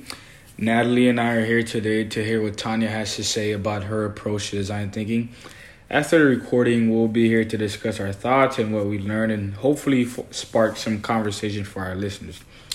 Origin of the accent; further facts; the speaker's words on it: Haiti; I am from Haiti, which is a Caribbean country as well.